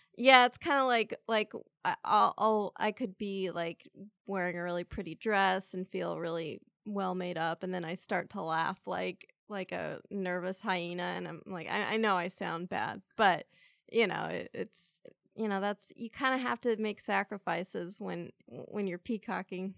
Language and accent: English; San Diego, California, United States; I grew up in San Diego